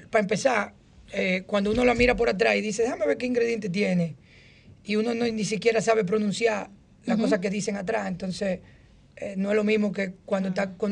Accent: Dominican Republic; also born or lived in Punta Cana; yo soy dominicano.

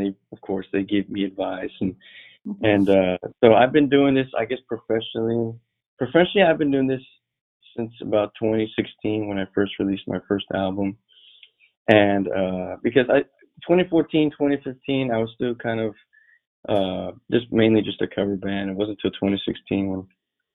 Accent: Alice, Texas, United States; I'm from Alice, Texas, and that's it's like 45 miles west of Corpus Christi

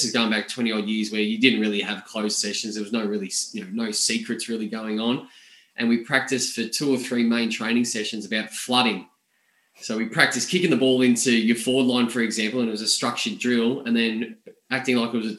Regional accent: Bendigo, Victoria, Australia; And I grew up in Bendigo

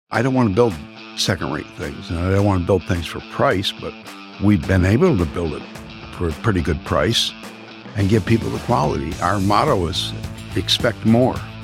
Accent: Saginaw, Michigan, United States; I grew up in Saginaw, Michigan. Been here all my life, other than the Army.

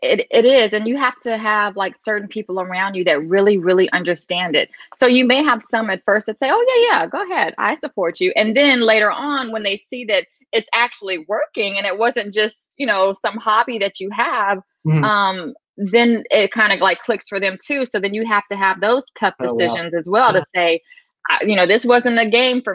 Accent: San Antonio, Texas, United States; moved away as an adult; now in California, United States; I'm originally from San Antonio, Texas

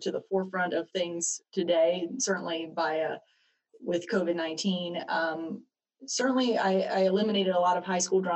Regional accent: Marion, North Carolina, United States; now in Kannapolis, United States; I grew up in Marion, North Carolina

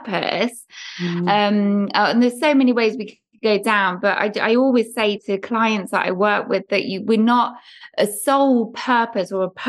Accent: England, United Kingdom; growing up in England in the 70s and 80s

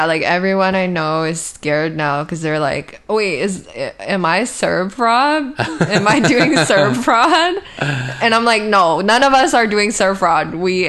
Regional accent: Canada; I love being Canadian.

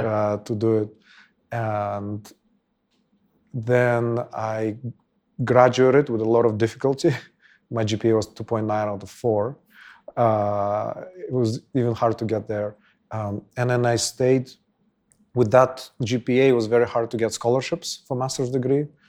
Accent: Bishkek, Kyrgyzstan; I was born and raised here in Bishkek.

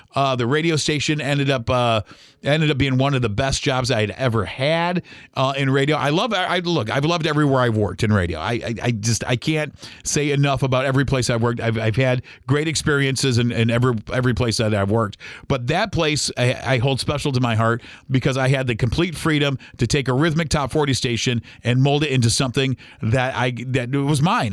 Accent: Toledo, Ohio, United States; moved away as an adult; now in Mount Pleasant, United States; born and raised in Toledo, Ohio

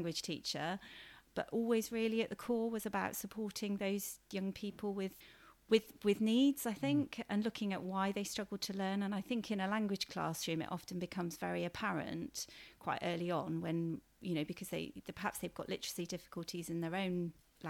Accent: Cheltenham, South West England, United Kingdom; I am a local girl. I grew up in Cheltenham, so I know the education system around here quite well.

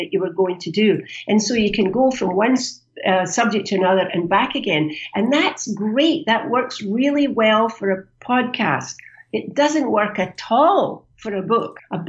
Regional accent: Canada; as you know, I'm from Canada.

